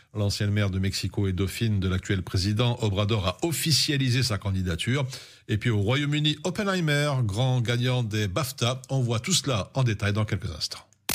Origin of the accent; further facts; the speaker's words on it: Brussels-Capital Region, Belgium; chez nous à Bruxelles